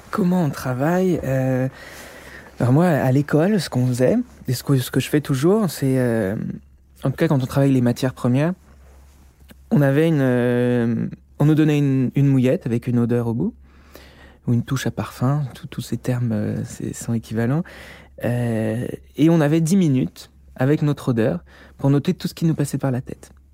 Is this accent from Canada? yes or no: no; Beaujolais, Auvergne-Rhône-Alpes, France; also born or lived in Lyon; À la base, moi je suis lyonnais, enfin je viens du Beaujolais, j'ai fait mes études à Lyon.